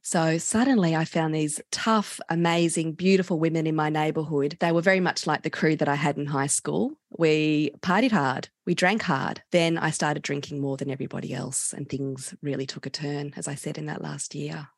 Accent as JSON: {"language": "English", "town": "Canberra", "region": "Australian Capital Territory", "country": "Australia", "tie": "born or raised there", "said": "I grew up in Canberra and we all started drinking our group at the age of 14"}